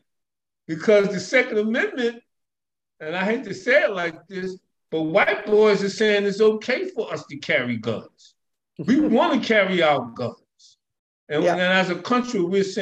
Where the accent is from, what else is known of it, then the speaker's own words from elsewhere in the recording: United States; I'm American.